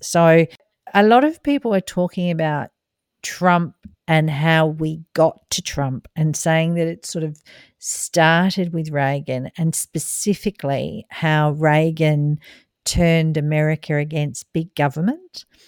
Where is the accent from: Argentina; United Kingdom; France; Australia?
Australia; as an Australian